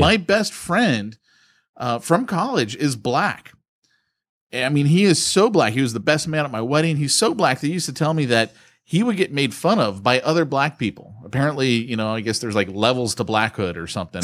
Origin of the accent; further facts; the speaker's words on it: United States; we here in America have got it great as Christians